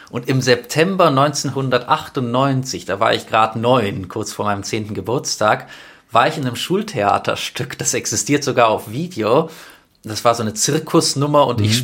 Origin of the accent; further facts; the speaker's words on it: Stuttgart, Baden-Württemberg, Germany; Genau, ich bin in Stuttgart geboren und aufgewachsen.